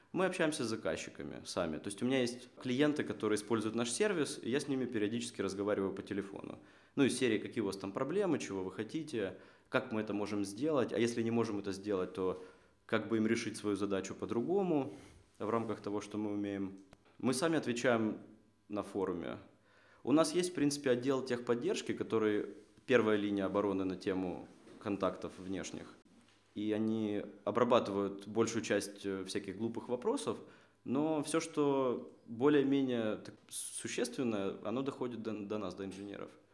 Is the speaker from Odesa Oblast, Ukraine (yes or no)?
no; Kharkiv, Kharkiv Oblast, Ukraine; moved away as an adult; now in Seattle, United States; Я родом из Харькова, э, живу последние три года в Сиэтле